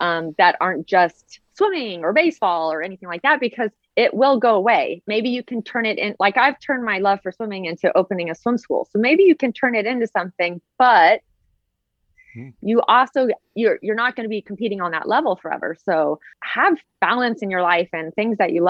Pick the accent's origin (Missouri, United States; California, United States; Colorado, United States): California, United States; Southern; I grew up in Southern California